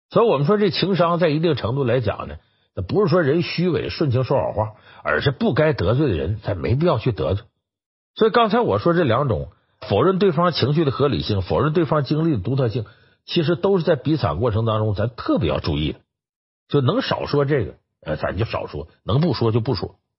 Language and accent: Chinese; China; 我们中国人